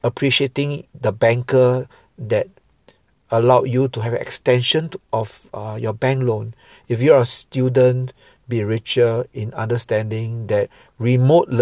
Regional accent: Singapore; I'm a Singaporean Chinese

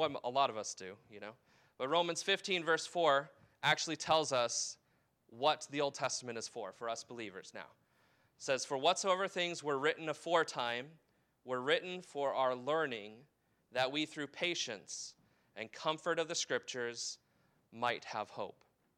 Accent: United States; as an American

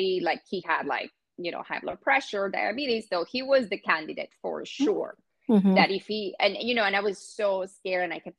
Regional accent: Venezuela; also born or lived in Orlando, Florida / New York City; now in Los Angeles, United States; growing up in Venezuela

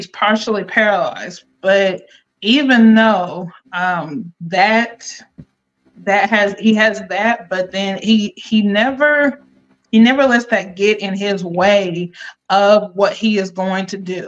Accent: Akron, Ohio, United States; now in North Carolina, United States; born and raised in Akron, Ohio, living down here in North Carolina.

